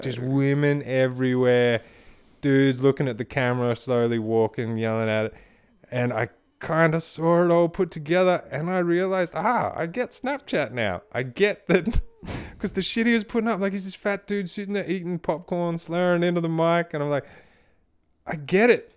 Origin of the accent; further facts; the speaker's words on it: Australia; I'm Australian